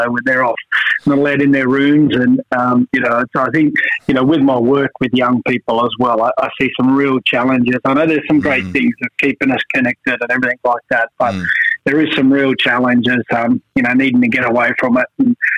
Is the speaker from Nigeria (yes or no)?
no; Tamworth, New South Wales, Australia; I grew up just outside of Tamworth